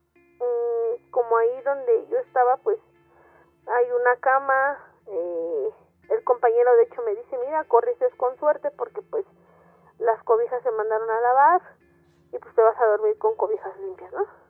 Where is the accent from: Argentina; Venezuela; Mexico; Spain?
Mexico; Mexico City; soy de la Ciudad de México. Eh, para ser exactos, vivo en la alcaldía Gustavo Madero.